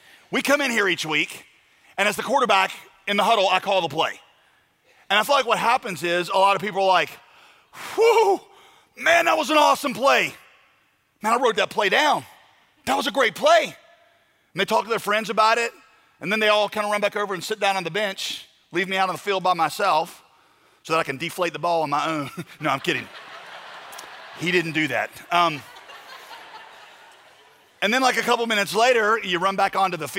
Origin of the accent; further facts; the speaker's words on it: United States; I'm an American through and through